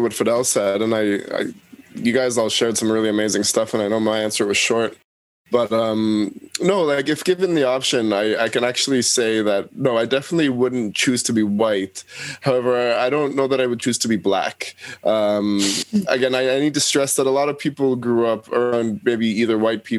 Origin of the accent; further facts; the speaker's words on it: Toronto, Ontario, Canada; moved away as an adult; now in New Brunswick, Canada; my life growing up and being from Toronto, as opposed to being from quote unquote Canada